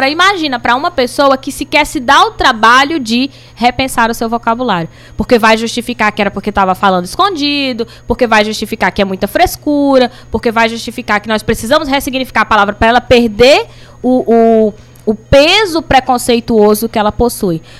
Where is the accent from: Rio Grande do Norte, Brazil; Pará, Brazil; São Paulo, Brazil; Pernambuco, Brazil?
Pará, Brazil; Belém; born there; now in Cariri, Brazil; eu, eu, eu costumo dizer que eu sou natural de Belém do Pará e cultural do Cariri né? Porque a minha formação, eu tô aqui há 20 anos